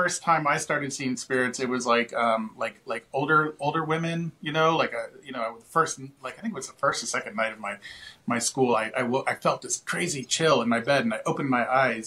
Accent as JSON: {"language": "English", "town": "Washington", "region": "District of Columbia", "country": "United States", "tie": "born or raised there", "also_born_or_lived": "Gettysburg", "said": "I grew up in Washington, D.C."}